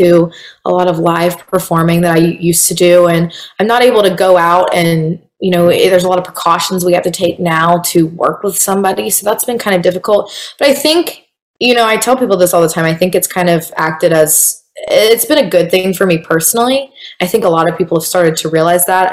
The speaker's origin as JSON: {"language": "English", "town": "Valdosta", "region": "Georgia", "country": "United States", "moved": "as an adult", "lives_now": "Atlanta, United States", "said": "I am from a small town named Valdosta in southern Georgia"}